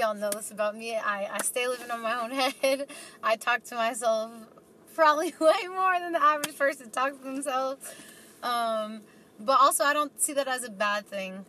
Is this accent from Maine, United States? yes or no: no; New York City, New York, United States; moved away as an adult; now in Boise, United States; I was born and raised in New York City